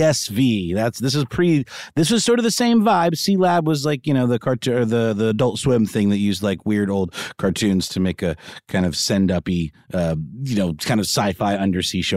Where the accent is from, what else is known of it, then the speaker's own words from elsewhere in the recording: Augusta, Georgia, United States; my hometown of Augusta, Georgia